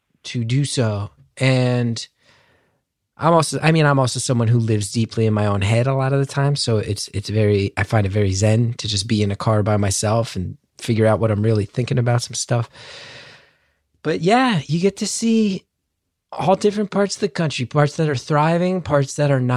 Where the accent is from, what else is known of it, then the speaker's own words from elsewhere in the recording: New Jersey, United States; you grow up in Jersey